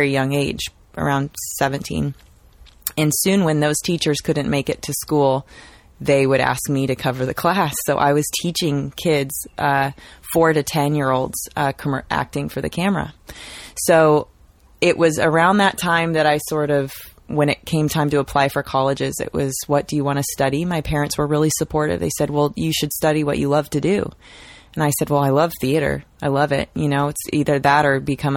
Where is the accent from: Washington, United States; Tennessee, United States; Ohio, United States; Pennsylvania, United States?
Washington, United States; Seattle; moved away as an adult; now in Los Angeles, United States; I grew up in Seattle